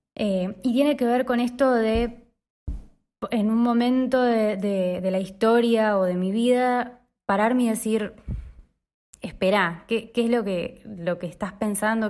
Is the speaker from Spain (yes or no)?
no; Lomas de Zamora, Buenos Aires Province, Argentina; soy de Lomas